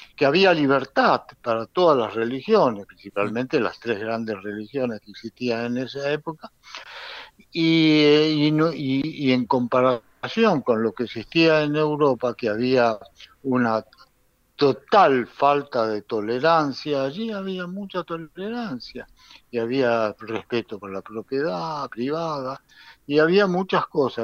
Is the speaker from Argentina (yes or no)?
yes; Argentina; now in Israel; Yo soy argentino, muy argentino y orgulloso de eso